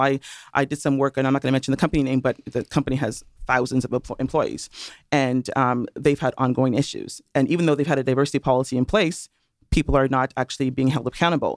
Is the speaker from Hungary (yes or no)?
no; Toronto, Ontario, Canada; accent: Canadian and Caribbean mix; also born or lived in Trinidad and Tobago; now in United States; I was born in Toronto. However, my parents are from Trinidad and Tobago.